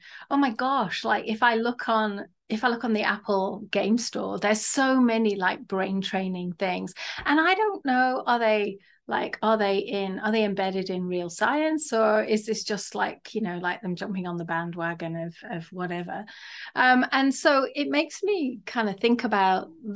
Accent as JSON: {"language": "English", "region": "England", "country": "United Kingdom", "tie": "born or raised there", "said": "I've kind of got schoolgirl French and schoolgirl German from growing up in England"}